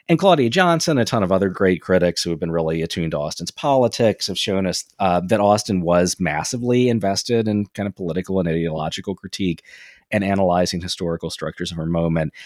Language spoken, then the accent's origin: English; England, United Kingdom; being an English guy